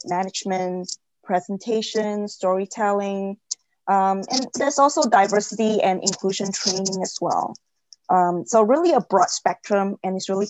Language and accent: English; Singapore; moved away as an adult; now in Los Angeles, United States; Originally, I'm actually from Singapore, and I came out to the U.S. for college, and then just fell in love and stayed on.